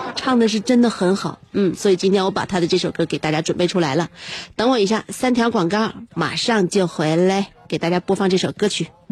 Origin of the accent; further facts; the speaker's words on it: Northeast China, China; 我们东北